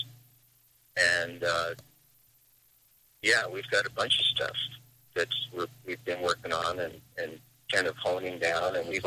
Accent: Seattle, Washington, United States; I've played in several bands around my hometown, which is Seattle.

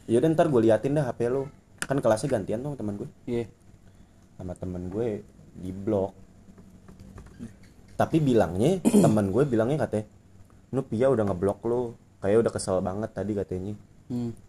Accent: Jakarta, Indonesia; dia nyadar kan gue bilang gue dari Jakarta

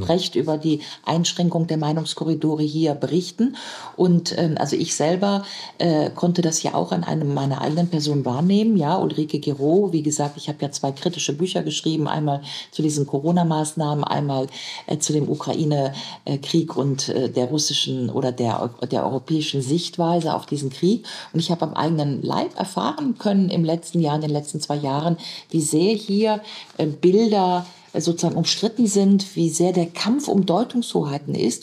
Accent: Germany; als Deutsche

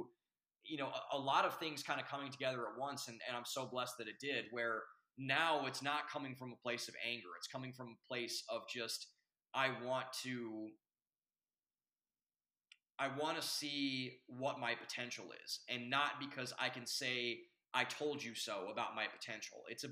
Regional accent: Ohio, United States; I'm from Ohio

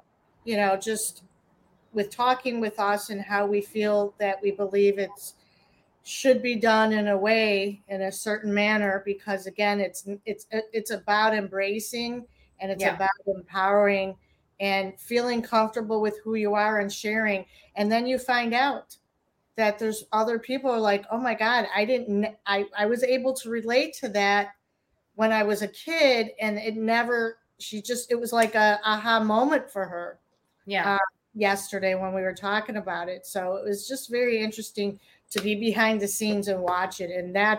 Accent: Chicago, Illinois, United States; And I'm from Chicago.

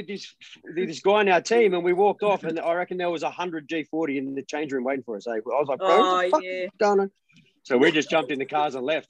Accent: Blacktown, New South Wales, Australia; also born or lived in Mount Druitt; I'm a Blacktown boy. I grew up in Blacktown, and then. I was born in Mountie, grew up in Blacktown

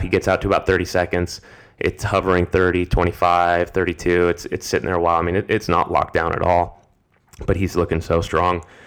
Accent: United States; As an American

